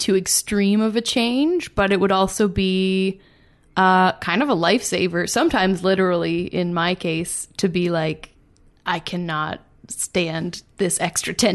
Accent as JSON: {"language": "English", "town": "Calgary", "region": "Alberta", "country": "Canada", "said": "I come from Calgary"}